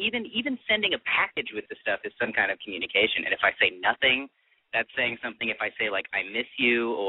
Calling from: Hollywood, California, United States; from Hollywood. Mid-20s.

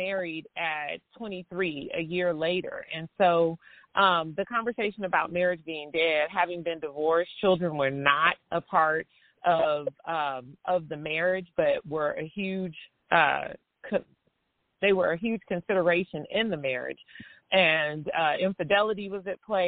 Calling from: Kansas City, United States; I am calling from Kansas City

